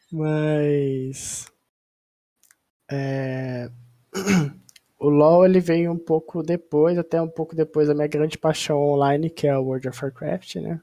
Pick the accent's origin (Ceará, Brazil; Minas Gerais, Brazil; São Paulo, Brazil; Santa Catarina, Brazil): São Paulo, Brazil; Ribeirão Preto; sou do interior de São Paulo, Ribeirão Preto, terra do Colorado